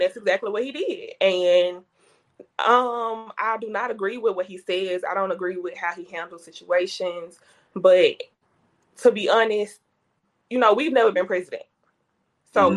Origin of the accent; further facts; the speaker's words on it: Jackson, Mississippi, United States; I am a Jackson native, so born and raised in Jackson, um, kind of northwest Jackson.